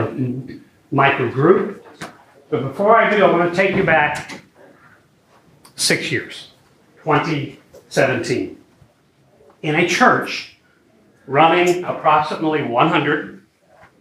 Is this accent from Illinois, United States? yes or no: yes; Belleville, Illinois, United States; I grew up in Belleville, Illinois.